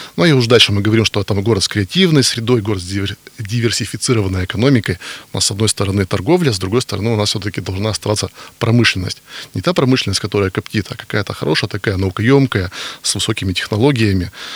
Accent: Yekaterinburg, Sverdlovsk Oblast, Russia; Из Екатеринбурга

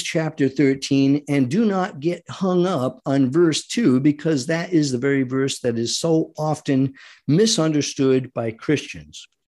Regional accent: United States; our duty as Americans

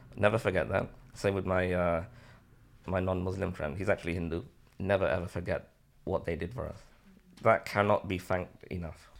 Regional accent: Liverpool, North West England, United Kingdom; also born or lived in Bangladesh; I'm born in Bangladesh, came here when I was nine months old, living in Liverpool since, uh, nineteen seventy-eight.

